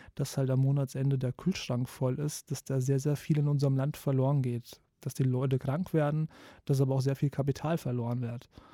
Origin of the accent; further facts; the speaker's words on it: Kassel, Hesse, Germany; ich komme aus Kassel